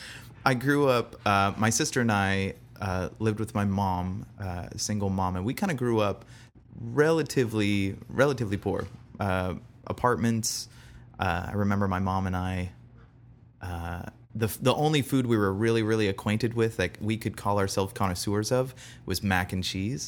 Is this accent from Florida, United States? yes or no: yes; Bradenton, Florida, United States; originally born in Bradenton, Florida